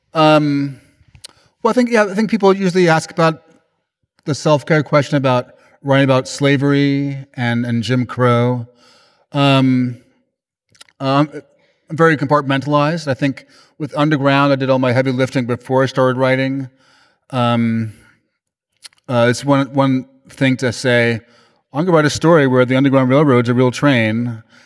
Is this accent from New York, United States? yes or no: yes; New York, United States; I'm from New York